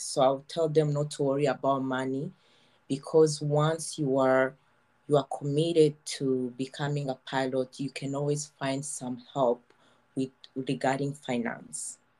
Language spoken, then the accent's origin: English; Kigali, Rwanda; moved away as an adult; now in Montreal, Canada; I was born in Rwanda. I grew up in Kigali